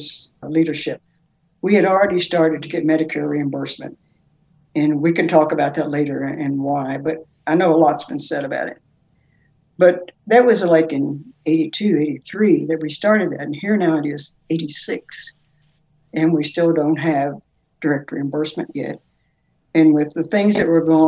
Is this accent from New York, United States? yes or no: no; Lexington, Kentucky, United States; I'm from Lexington, Kentucky, and I've lived here all my life